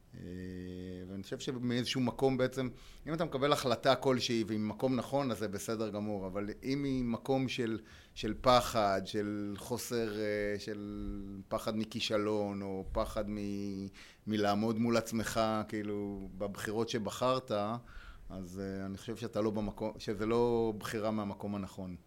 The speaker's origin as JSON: {"language": "Hebrew", "country": "Israel", "also_born_or_lived": "Spain / United States"}